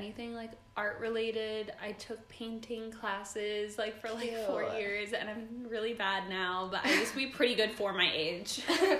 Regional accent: Los Angeles, California, United States; July 25th, 1997. I was born in Woodland Hills, California.

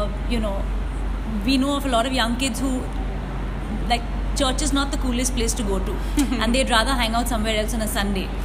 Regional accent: India; every time somebody asked me, where are you from, and I said I'm from India

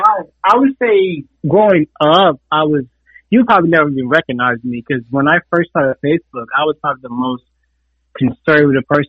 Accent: Louisiana, United States; now in Texas, United States; when I first came to Texas, I was from Louisiana

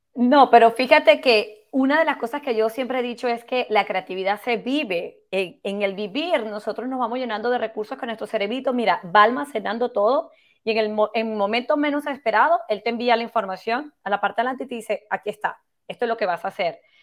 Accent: Venezuela; yo también soy de Venezuela

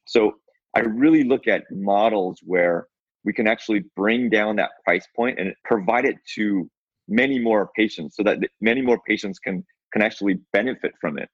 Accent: Seattle, Washington, United States; I'm from Seattle. So since I was a resident of Seattle

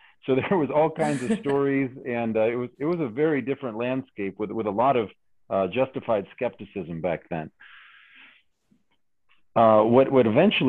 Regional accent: Skagit County, Washington, United States; moved away as an adult; now in Redding, United States; I grew up in Northwest Washington in Skagit County, which is just one county down from Linden, and it's one of those little dairy-centric counties on the coast there in rainy Washington.

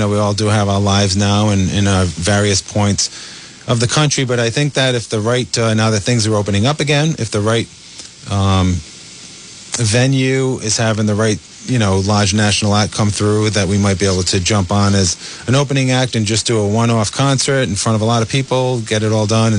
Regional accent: Rhode Island, United States; accent: New England / Rhode Island; my New England accent or Rhode Island accent

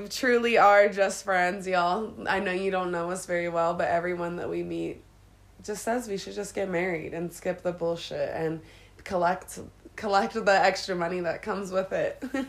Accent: Harrisburg, Pennsylvania, United States; moved away as an adult; now in Colorado, United States; I am from Harrisburg, Pennsylvania

